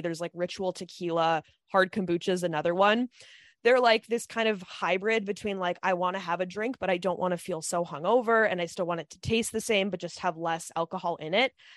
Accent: Midwest, United States; moved away; we're from the Midwest

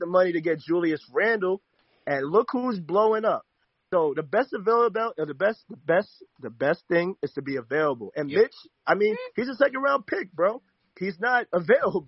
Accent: New York City, New York, United States; I'm from Shaolin

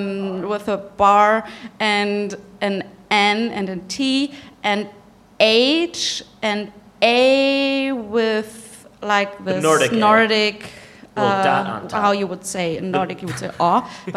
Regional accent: Germany; me, I'm from Germany.

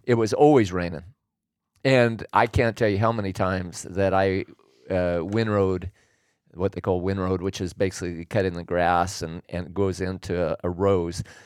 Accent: Willamette Valley, Oregon, United States; moved away as an adult; now in California, United States; I was born and raised in Oregon. And, uh, so I grew up in the Willamette Valley

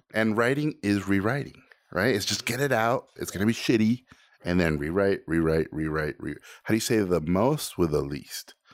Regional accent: Tijuana, Baja California, Mexico; born or raised there; first language Spanish; English is a second language; also born or lived in Mexico City; now in United States

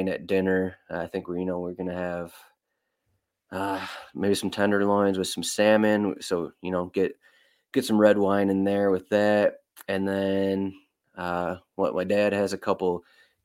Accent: Michigan, United States; now in Milwaukee, United States; I grew up in Michigan

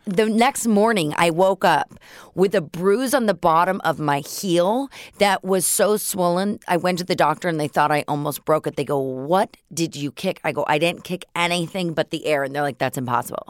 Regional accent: Los Angeles, California, United States; also born or lived in San Francisco Bay Area; I grew up on Laurel Canyon in Mulholland

